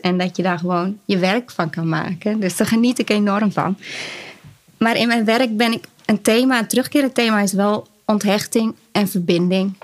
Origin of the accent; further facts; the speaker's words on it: Urk, Flevoland, Netherlands; Ik kom uit Urk